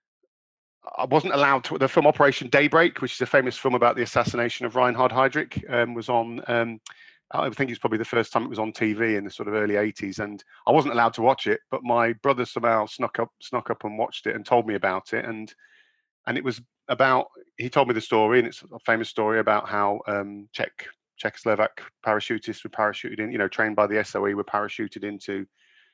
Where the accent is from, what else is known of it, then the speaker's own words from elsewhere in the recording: Lincolnshire, East Midlands, United Kingdom; also born or lived in United States; I grew up in England in the sort of 80s, 70s, 80s. In a small coastal town, Lincolnshire, on the east coast of England